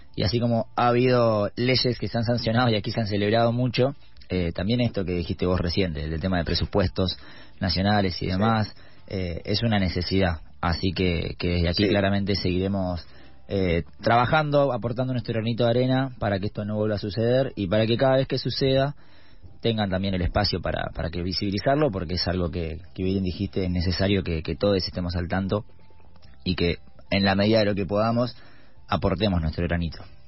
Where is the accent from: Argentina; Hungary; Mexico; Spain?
Argentina; El Calafate, Santa Cruz; now in Buenos Aires, Argentina; yo estoy aquí en Buenos Aires, me fueron, yo soy de Calafate